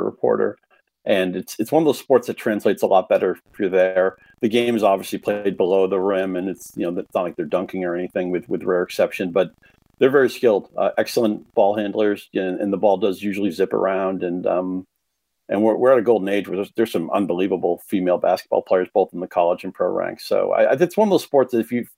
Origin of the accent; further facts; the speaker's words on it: Chelmsford, Massachusetts, United States; My hometown Chelmsford